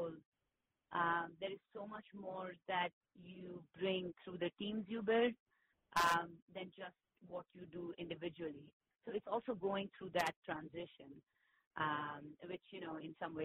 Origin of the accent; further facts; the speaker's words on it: India; moved away as an adult; now in United States; I grew up in India. So making the transition that I made to move to the U.S. to get further educated